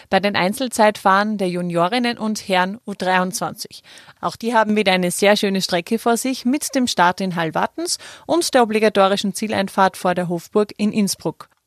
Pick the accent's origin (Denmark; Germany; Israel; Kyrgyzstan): Denmark; German is a second language; Hi, wir sind aus Dänemark.